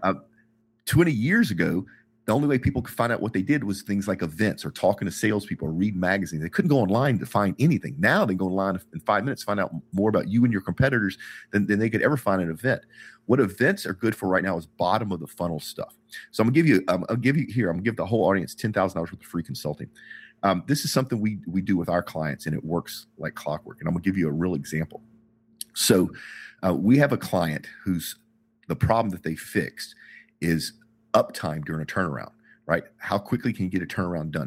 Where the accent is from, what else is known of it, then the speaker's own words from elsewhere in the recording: United States; as an American